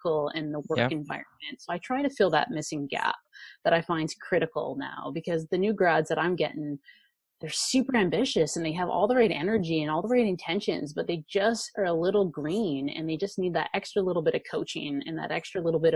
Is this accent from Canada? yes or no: yes; Vancouver, British Columbia, Canada; I am from Vancouver, Canada.